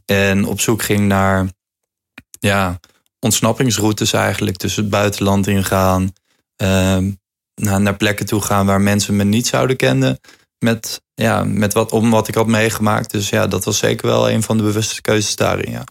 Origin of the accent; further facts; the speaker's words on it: Hoevelaken, Gelderland, Netherlands; Hoevelaken. Dat is het dorpje waar ik vandaan kom